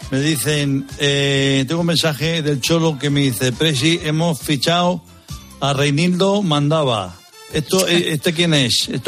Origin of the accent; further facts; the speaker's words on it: San Sebastián, Basque Country, Spain; yo soy de Donosti.